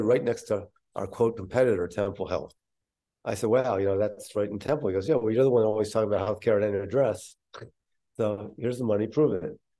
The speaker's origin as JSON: {"language": "English", "town": "Philadelphia", "region": "Pennsylvania", "country": "United States", "tie": "born or raised there", "said": "my hometown at that time in Philadelphia"}